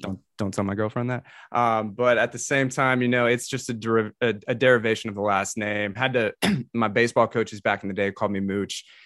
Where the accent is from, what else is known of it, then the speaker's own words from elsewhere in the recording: Atlanta, Georgia, United States; in the metro Atlanta area. Um, I grew up, lived in the same house for eighteen years in high school, never moved.